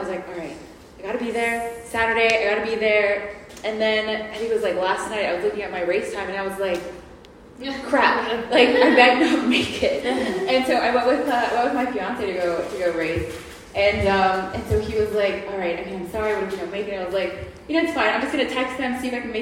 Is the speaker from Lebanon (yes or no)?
no; Tennessee, United States; also born or lived in Mexico City; now in New York, United States; Born and raised in Tennessee